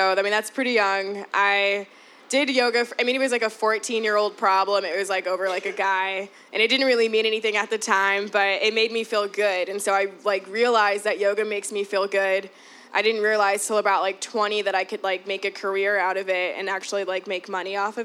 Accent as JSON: {"language": "English", "town": "Chicago", "region": "Illinois", "country": "United States", "tie": "born or raised there", "said": "I'm born and raised here. I've always lived in the city. I was born in Bronzeville, but I moved to Humboldt Park when I was about, like, 9, so I pretty much was raised there."}